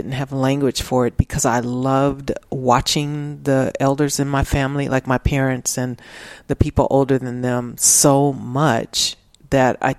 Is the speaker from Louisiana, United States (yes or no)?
no; Los Angeles, California, United States; moved away as an adult; now in Austin, United States; I grew up in South Central